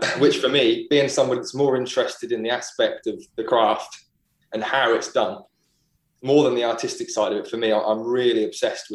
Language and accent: English; Great Yarmouth, East of England, United Kingdom; also born or lived in Norwich; So I live in Norwich now. I grew up in Great Yarmouth.